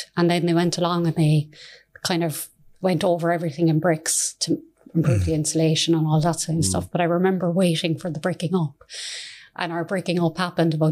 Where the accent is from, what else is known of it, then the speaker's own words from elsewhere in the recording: Cork, Munster, Ireland; I'm from Mayfield. I grew up in Shannon until I was about 11